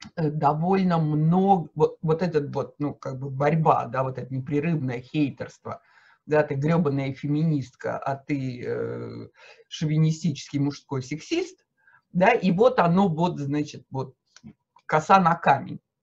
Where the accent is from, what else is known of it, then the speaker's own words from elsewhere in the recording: Moscow, Russia; я москвичка